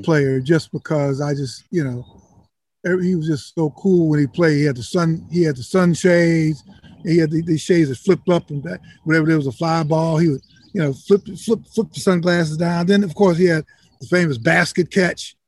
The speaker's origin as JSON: {"language": "English", "town": "Chicago", "region": "Illinois", "country": "United States", "tie": "born or raised there", "said": "I was growing up in Chicago"}